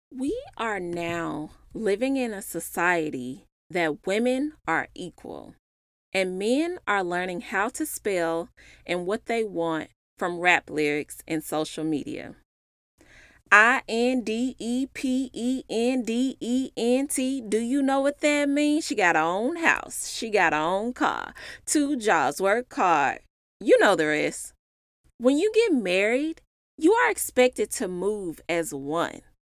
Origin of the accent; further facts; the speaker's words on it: Memphis, Tennessee, United States; moved away as an adult; now in Dallas, United States; I'm originally from Memphis, and I moved to Dallas for my husband slash boyfriend.